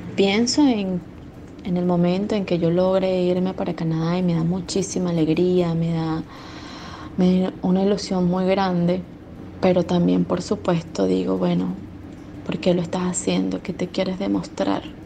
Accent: Venezuela; moved away as an adult; now in Argentina; después de salir de Venezuela, después de tener que dejar mi país

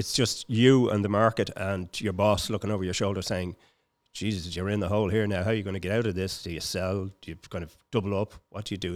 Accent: Dublin, Leinster, Ireland; also born or lived in Palmerstown; I was born in Palmerstown, but I was reared in, uh, Finglas.

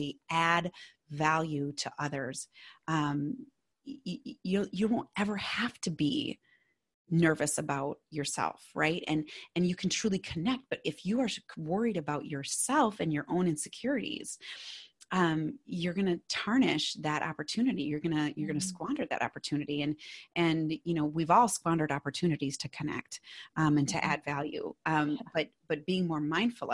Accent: Minnesota, United States; accent: Minnesotan; my Minnesotan accent

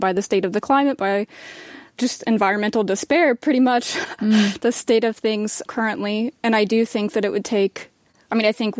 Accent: Marceline, Missouri, United States; also born or lived in Chicago; I grew up in Marceline, a very small town

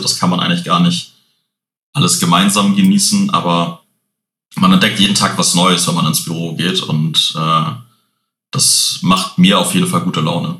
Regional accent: Hamburg, Germany; bin Hamburger Jung, hier geboren, bis jetzt auch da geblieben

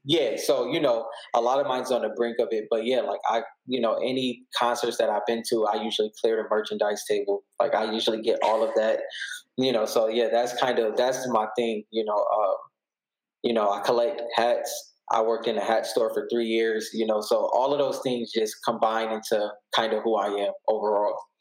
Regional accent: Buffalo, New York, United States; I'm from Buffalo, New York

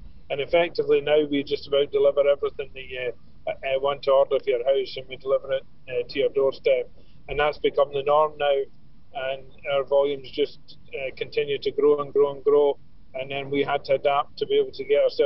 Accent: Glasgow, Scotland, United Kingdom; moved away as an adult; now in Ireland; I'm from Glasgow. I came over for a 2-week holiday to Ireland about 40 years ago.

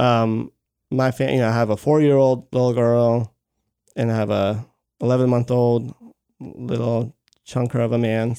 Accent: Baltimore, Maryland, United States; moved away; also born or lived in Georgia; I am originally from Maryland, from Baltimore, Maryland

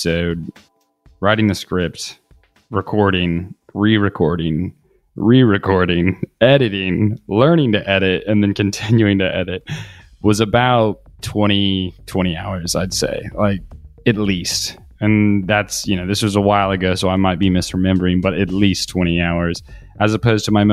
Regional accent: Kansas City, Missouri, United States; moved away as an adult; also born or lived in Australia; now in Barcelona, Spain; And although I am from Kansas City, I've been living in Barcelona for the past year

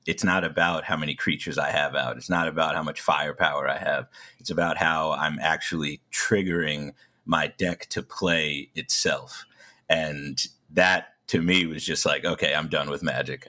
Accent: New York, United States; I'm from New York

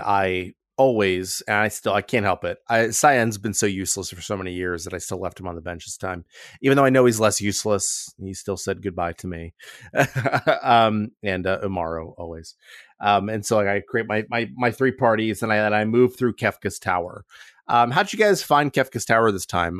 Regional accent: Akron, Ohio, United States; I was raised in a grinding culture, um, 'cause I'm from Akron, Ohio, and that's who we are

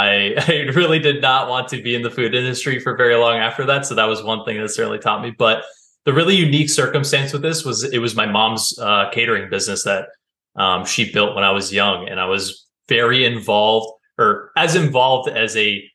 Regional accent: Vermont, United States; also born or lived in North Carolina; So I moved from North Carolina up to Vermont, which is where I grew up

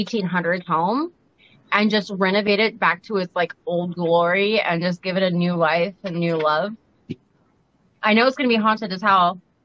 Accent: Ventura, California, United States; also born or lived in Los Angeles, California; I grew up in Ventura in, like, southern central California. It's probably about, like, 45 miles north of L.A. Yeah, 45 miles north of L.A.

